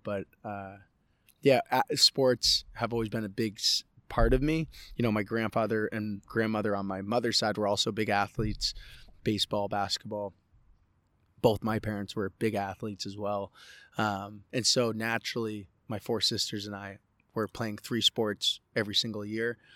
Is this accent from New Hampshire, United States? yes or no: yes; Andover, New Hampshire, United States; also born or lived in Coeur d'Alene, Idaho; I grew up in Idaho and New Hampshire